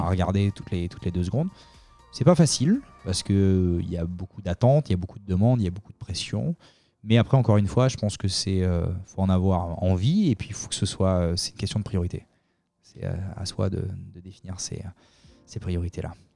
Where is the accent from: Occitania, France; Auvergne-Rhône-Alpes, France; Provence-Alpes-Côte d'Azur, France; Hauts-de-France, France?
Provence-Alpes-Côte d'Azur, France; Solliès-Pont; moved away as an adult; now in Los Angeles, United States; je viens du sud de la France. Hein, J'ai habité à Soliespont, capitale mondiale de la figue